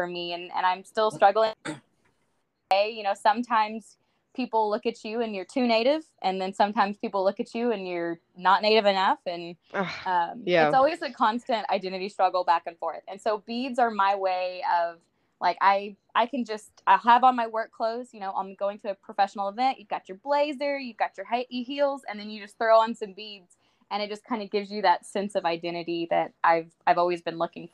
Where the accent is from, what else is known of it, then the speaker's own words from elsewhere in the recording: Chickasha, Oklahoma, United States; I'm from South Central Oklahoma, the Chickasha area.